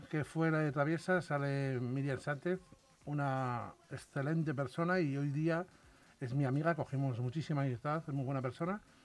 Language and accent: Spanish; Salamanca, Castile and León, Spain; yo soy de Salamanca y en los pueblos de allí de Salamanca es muy típico cada familia tener un apodo